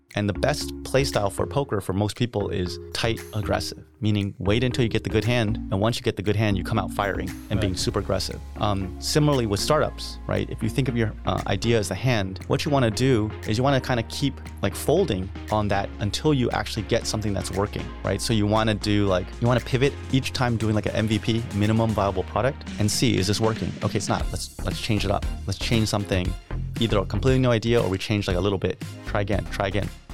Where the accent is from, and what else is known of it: Maryland, United States; born or raised there; moved away as an adult; also born or lived in Los Angeles, California / Northern California